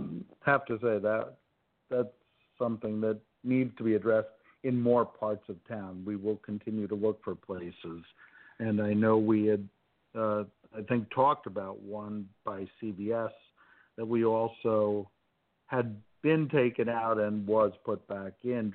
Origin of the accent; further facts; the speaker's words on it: Tenafly, New Jersey, United States; I grew up in Tenafly